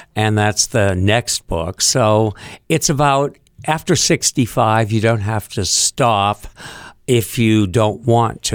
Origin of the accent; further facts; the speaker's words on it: Concord, New Hampshire, United States; moved away as an adult; also born or lived in Hollywood; growing up in Concord